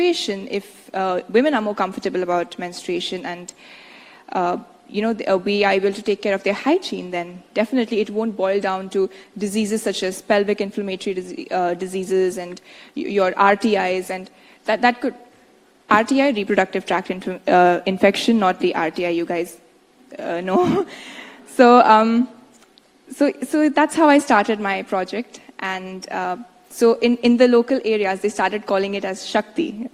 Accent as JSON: {"language": "English", "country": "India", "said": "my home country"}